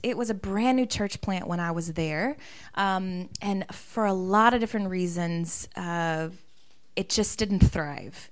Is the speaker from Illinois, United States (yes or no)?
no; Atlanta, Georgia, United States; moved away as an adult; also born or lived in Birmingham, Alabama; now in Cape Town, South Africa; I am originally from Atlanta, Georgia and um, grew up in a very diverse part of the city.